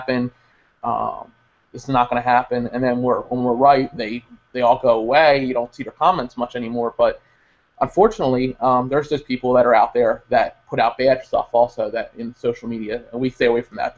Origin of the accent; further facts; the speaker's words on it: Tabernacle, New Jersey, United States; now in Vinton, United States; Growing up in Tabernacle and in Burlington County, and before I moved here